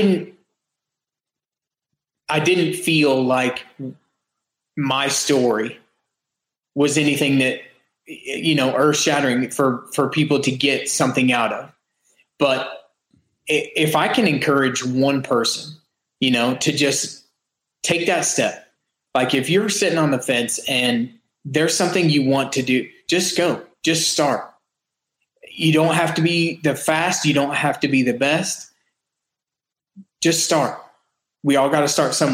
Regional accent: a small town right outside of Lexington, Kentucky, United States; moved away as an adult; now in Lake Mary, United States; We live in Lake Mary, Florida, just a little bit north of Orlando. But originally I am from a small town right outside of Lexington, Kentucky.

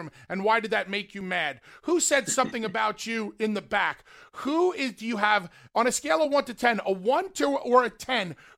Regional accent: Northeast, United States; growing up in the Northeast

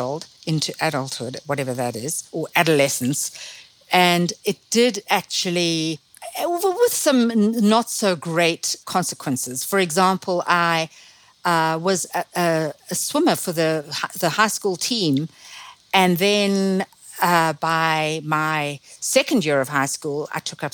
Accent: Zimbabwe; accent: Zimbabwean; now in Ojai, United States; my Zimbabwean background still makes itself felt through my accent, which has never disappeared

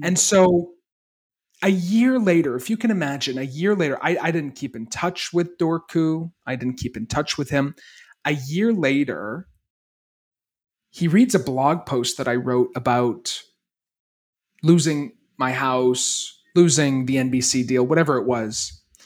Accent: Maine, United States; I grew up in Maine

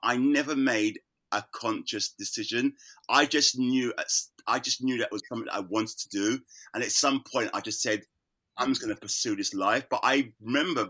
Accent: London, United Kingdom; I was born in London. I was born in Islington.

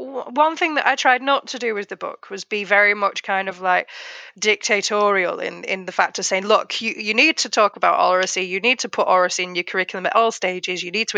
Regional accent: North West England, United Kingdom; accent: Oldham; I've accepted that my accent is quite a mix. But when I am, like, in the car, for example, when there are certain moments, it goes very Oldham.

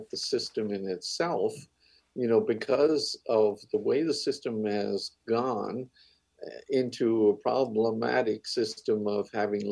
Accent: Cape Breton, Nova Scotia, Canada; I'm from Cape Breton

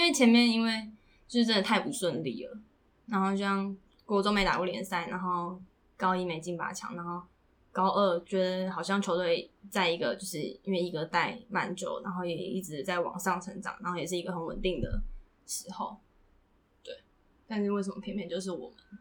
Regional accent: Puli, Nantou County, Taiwan; moved away; 如果我在普里长大的话

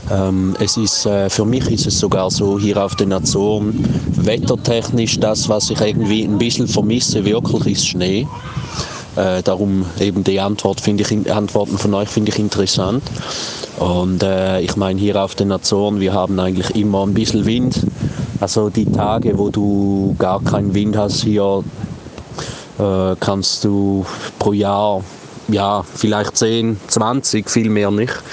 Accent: Switzerland; accent: Swiss German; now in Faial, Portugal; wenn ich äh, Schriftsprache spreche, meinen viele Leute, ich spreche Schweizerdeutsch. Und dann äh, beginne ich Schweizerdeutsch zu sprechen und dann verstehen sie nichts mehr.

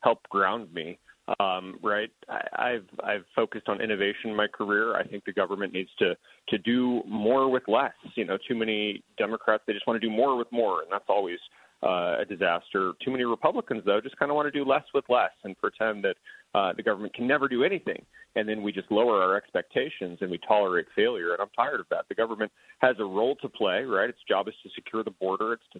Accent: Tucson, Arizona, United States; moved away as an adult; also born or lived in California; I grew up in Arizona. I met my wife in middle school in Tucson, where we live now

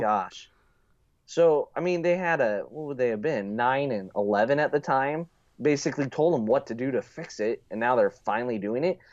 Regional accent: United States; As an American

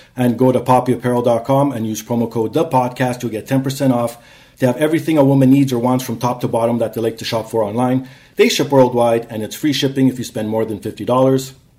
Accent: Canada; also born or lived in Toronto; I'm a Canadian.

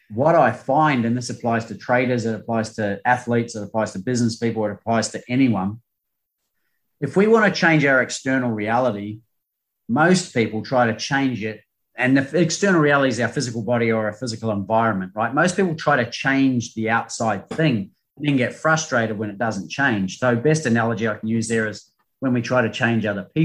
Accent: New Zealand; now in Australia; I came to Australia from New Zealand to play beach volleyball to go to the Olympics.

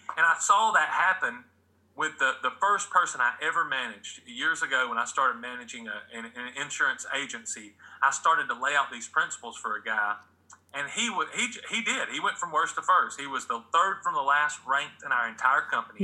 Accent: Atlanta, Georgia, United States; the 1990 to 91 Braves, my hometown

